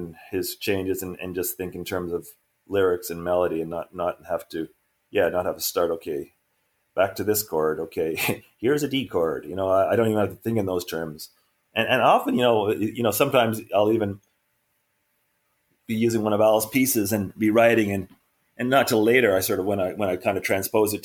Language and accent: English; Montreal, Quebec, Canada; we grew up together in Montreal in early 70s